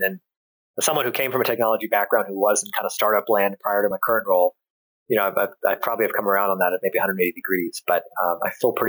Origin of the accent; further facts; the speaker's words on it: California, United States; Yeah, almonds, grapes, and a little bit of sweet potatoes and corn kind of mixed in. But those, by and large, especially almonds, that was kind of the cash crop there in California.